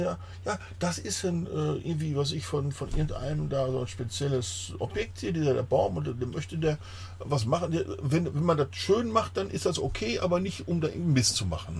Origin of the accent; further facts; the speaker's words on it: Germany; ich als Deutscher